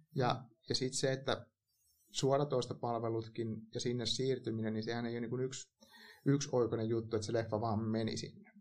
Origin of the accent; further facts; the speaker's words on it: Hämeenlinna, Kanta-Häme, Finland; mä kasvoin Hämeenlinnassa